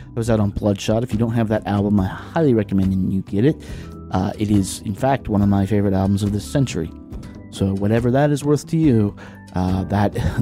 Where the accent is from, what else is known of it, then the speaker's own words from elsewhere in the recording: Lynchburg, Virginia, United States; now in Washington, D.C., United States; my hometown of Lynchburg, Virginia